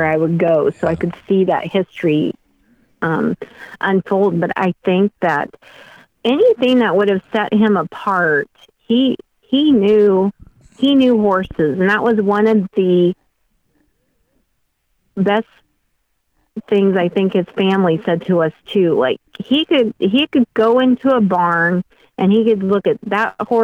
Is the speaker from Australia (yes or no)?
no; Western Nebraska, United States; growing up in Western Nebraska